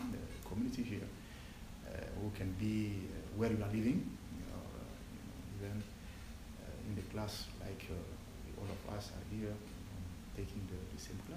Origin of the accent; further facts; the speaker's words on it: Mali; moved away as an adult; I'm from Africa, Mali, country based in West Africa. I have been here since 16 months.